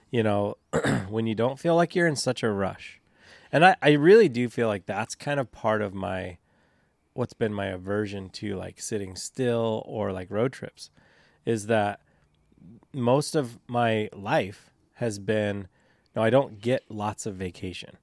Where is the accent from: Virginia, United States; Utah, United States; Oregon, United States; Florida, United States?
Oregon, United States; St. Helens; I grew up in Saint Helens